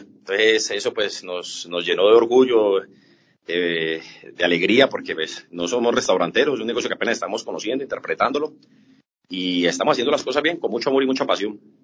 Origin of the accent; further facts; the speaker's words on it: Colombia; los colombianos somos muy aficionados